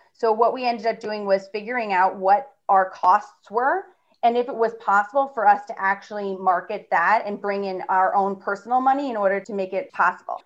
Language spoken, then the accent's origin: English; New York City, New York, United States; I'm from New York, my family's from New York